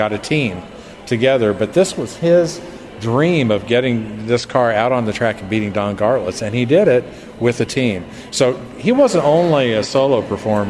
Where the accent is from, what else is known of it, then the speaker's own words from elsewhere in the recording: Wichita, Kansas, United States; also born or lived in California; now in Bowling Green, United States; I'm actually from Wichita, Kansas